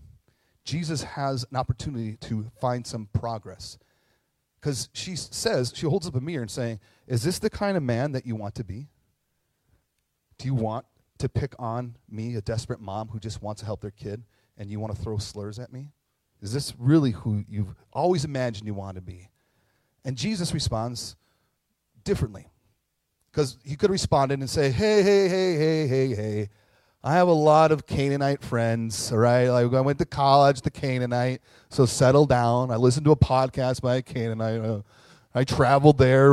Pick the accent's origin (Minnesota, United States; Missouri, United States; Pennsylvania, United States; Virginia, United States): Minnesota, United States; Carlton; I grew up in Heaven on Earth called Carleton, and class of 99, you're welcome. And Carleton lives right next to the Fond du Lac tribal reservation.